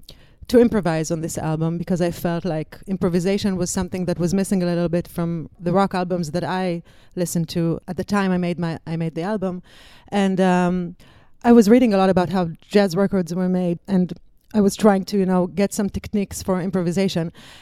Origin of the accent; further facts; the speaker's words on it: Israel; English is a second language; And I came from Israel. I wanted to tour the States. I wanted to tour Europe for a girl from Israel.